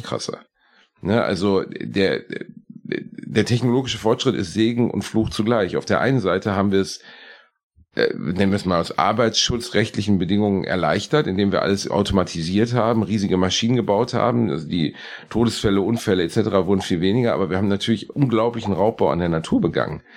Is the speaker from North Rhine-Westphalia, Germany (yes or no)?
yes; Gelsenkirchen, North Rhine-Westphalia, Germany; in dem Stadtteil, in dem ich aufgewachsen bin, in Rotthausen